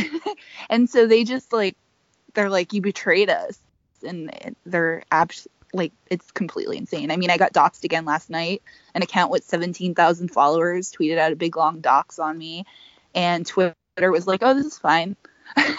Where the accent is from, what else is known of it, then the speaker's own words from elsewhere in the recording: New England, United States; I'm from New England